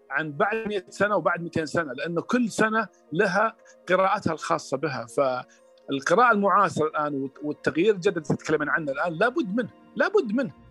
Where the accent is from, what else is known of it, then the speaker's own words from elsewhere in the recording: Saudi Arabia; مثلا اعطيك مثال عندنا في السعوديه مثلا غطاء الوجه كمثال